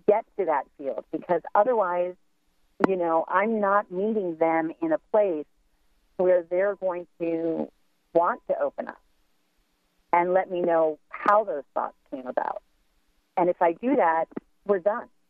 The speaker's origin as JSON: {"language": "English", "country": "United States", "said": "as Americans"}